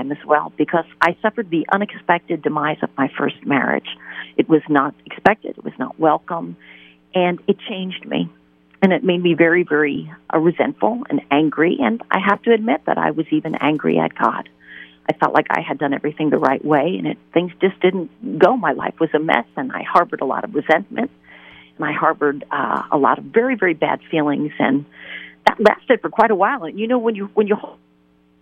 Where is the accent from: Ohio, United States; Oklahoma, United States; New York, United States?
New York, United States; I am originally from New York, and I had a wonderful traditional Catholic upbringing.